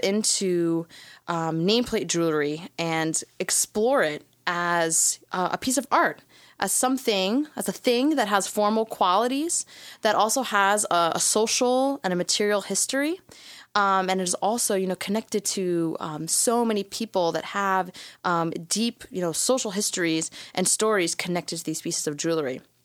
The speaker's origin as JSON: {"language": "English", "town": "New York City", "region": "New York", "country": "United States", "tie": "born or raised there", "said": "since I was a little girl growing up in Brooklyn"}